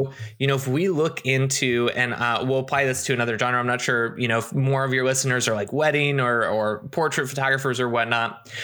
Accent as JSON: {"language": "English", "country": "United States", "tie": "born or raised there", "also_born_or_lived": "Seattle, Washington", "said": "coming back to my hometown"}